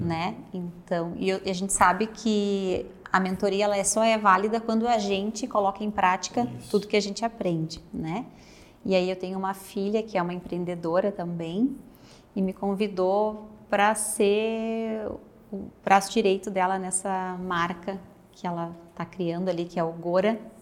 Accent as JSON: {"language": "Portuguese", "town": "Porto Alegre", "region": "Rio Grande do Sul", "country": "Brazil", "tie": "born or raised there", "also_born_or_lived": "Caxias do Sul", "moved": "as an adult", "lives_now": "Serra Gaúcha, Brazil", "said": "eu sou natural de Porto Alegre, moro na Serra Gaúcha agora"}